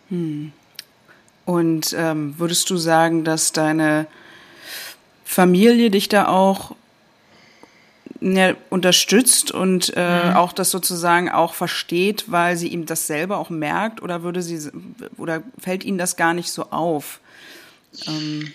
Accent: Germany; als Deutsche

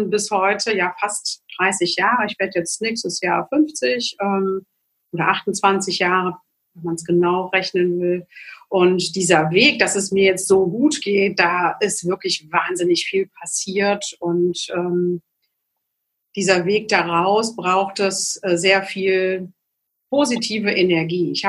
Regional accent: Magdeburg, Saxony-Anhalt, Germany; born there; ich komme äh, gebürtig aus Magdeburg ähm, und zu einer Zeit, wo Glaube eher verboten, verpönt und nicht ähm, forciert wurde.

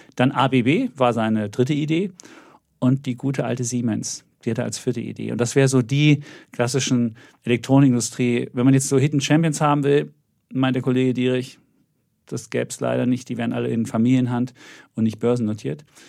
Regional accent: East Germany, Germany; habe das zweite Mal Begrüßungsgeld mehr als Ossi geholt

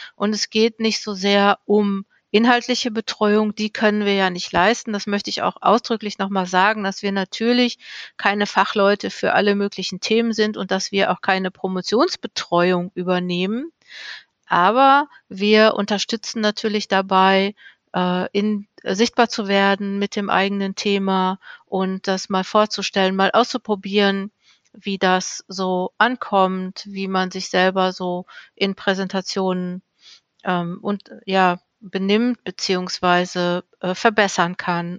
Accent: Ruhr area, North Rhine-Westphalia, Germany; Ich komme ja aus dem Ruhrgebiet

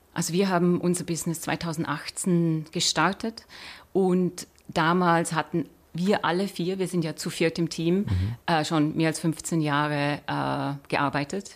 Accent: Austria; now in Switzerland; Ich bin Österreicherin

